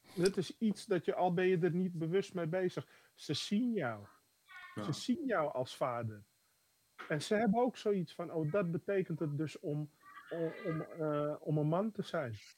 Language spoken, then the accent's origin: Dutch; Amsterdam, North Holland, Netherlands; Dat is Amsterdam-Oost, waar ik ben geboren.